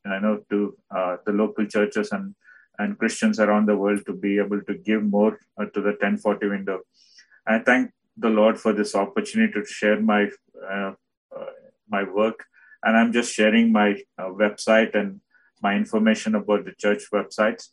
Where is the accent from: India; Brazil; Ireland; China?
India; also born or lived in Bhadravati, South India; I'm from India